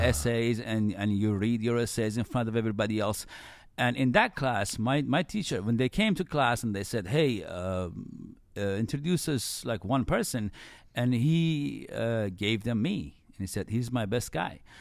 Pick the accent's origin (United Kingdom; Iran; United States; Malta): Iran; moved away; I was born in Iran and then grew up in nineties in Iran